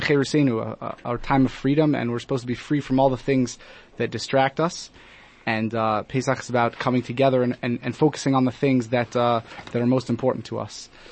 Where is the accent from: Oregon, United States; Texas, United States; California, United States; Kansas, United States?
Oregon, United States; Portland; now in Johannesburg, South Africa; I grew up in America in a place called Portland, Oregon